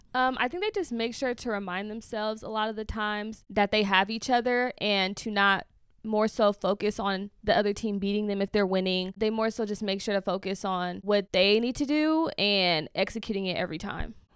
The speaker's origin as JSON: {"language": "English", "area": "Bay Area", "region": "California", "country": "United States", "said": "I'm from the Bay Area"}